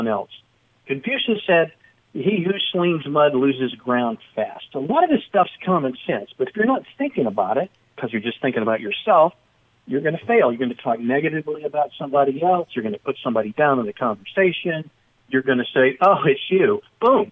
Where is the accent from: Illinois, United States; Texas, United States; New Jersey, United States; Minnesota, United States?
Texas, United States; Dallas-Fort Worth area; I'm from the Dallas-Fort Worth area